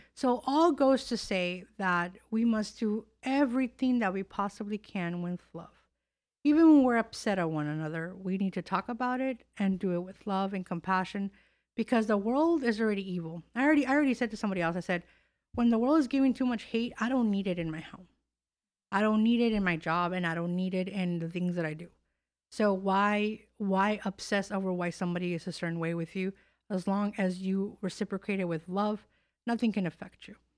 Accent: California, United States; moved away; also born or lived in Chicago / Miami / New York; I'm born and raised in California

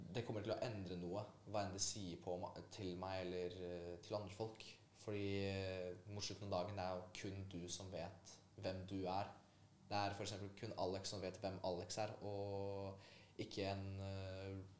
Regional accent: Oslo, Norway; also born or lived in Poland; oppveksten min her på, i Oslo

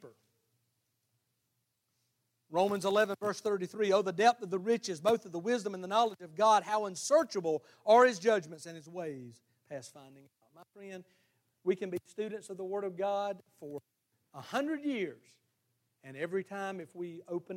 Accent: the South, United States; our culture in the South, we've called it the Bible Belt

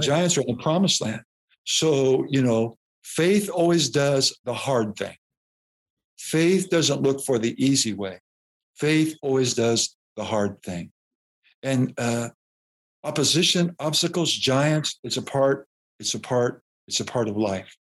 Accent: Des Moines, Iowa, United States; moved away as an adult; also born or lived in Waxahachie, Texas; now in St. Louis, United States; we grew up around Des Moines, Iowa

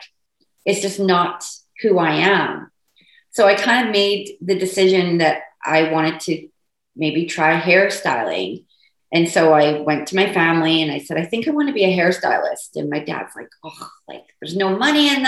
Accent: United Kingdom; also born or lived in England; now in Port Moody, Canada; I'm British

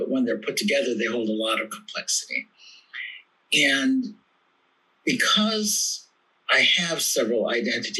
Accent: Milwaukee, Wisconsin, United States; also born or lived in South Korea; So I was born in South Korea in 1960. I was adopted along with my twin brother by white American parents of Norwegian and German descent. That's my Norwegian name. And we were raised in Milwaukee, Wisconsin in the 1960s and 70s

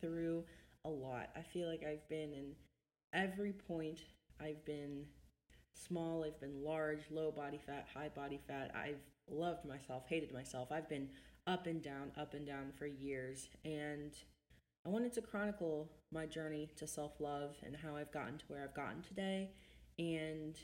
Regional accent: Ohio, United States; I'm from Ohio

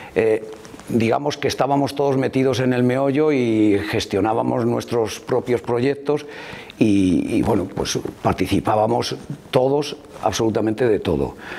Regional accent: Madrid, Community of Madrid, Spain; moved away as an adult; now in León, Spain; He vivido prácticamente toda mi vida en Madrid porque mis padres, mi padre sobre todo, se fue a Madrid

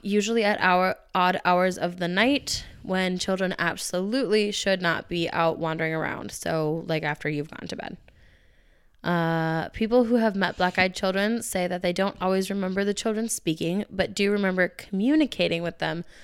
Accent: Minnesota, United States; I've never left this dumb state

